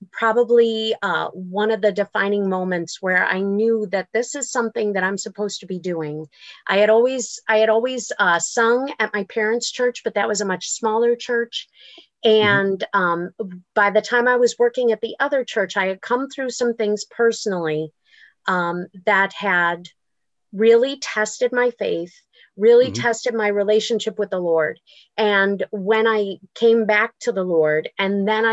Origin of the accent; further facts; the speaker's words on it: Buffalo, New York, United States; I grew up in Buffalo